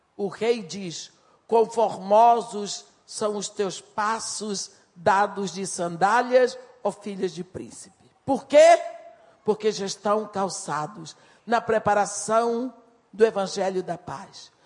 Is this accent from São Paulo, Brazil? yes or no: no; a small town on the Tapajós river, Pará, Brazil; moved away; Eu sou de uma cidade pequena na margem do rio Tapajós